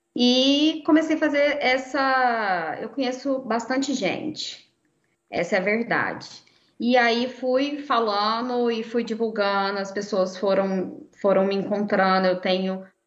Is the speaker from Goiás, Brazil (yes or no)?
yes; Goiânia, Goiás, Brazil; eu sou de Goiânia